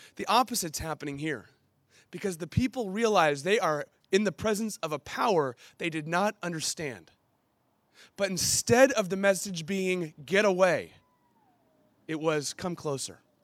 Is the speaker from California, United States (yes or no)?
yes; San Diego, California, United States; I grew up in Ocean Beach, I would actually go back to Illinois for summers